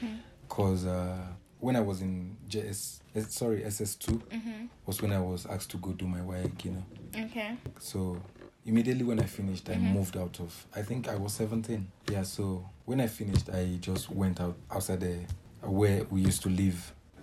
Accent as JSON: {"language": "English", "country": "Nigeria", "said": "Man, what I can say is first of all, being a Nigerian is a crime."}